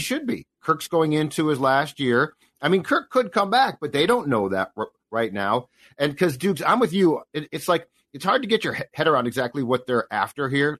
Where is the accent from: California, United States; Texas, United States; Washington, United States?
California, United States; Los Angeles; I was born in Hollywood